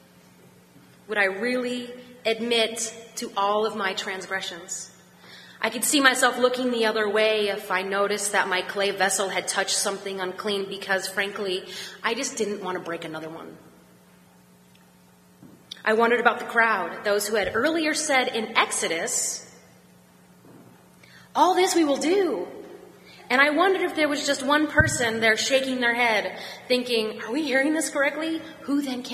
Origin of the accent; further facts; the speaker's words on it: Pittsburgh, Pennsylvania, United States; I'm from Pittsburgh